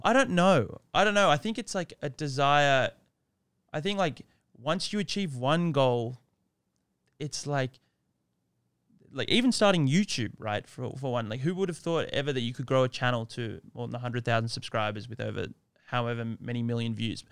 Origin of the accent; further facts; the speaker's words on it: Sydney, New South Wales, Australia; moved away; also born or lived in Hoi Thong, Thailand; I'm Australian, born and raised in Sydney